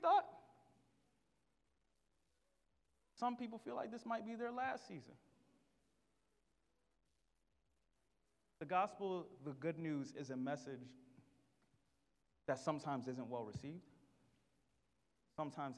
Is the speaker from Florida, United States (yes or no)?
yes; Miami, Florida, United States; I am from Miami. And if you know anything about Miami, we aren't nice to each other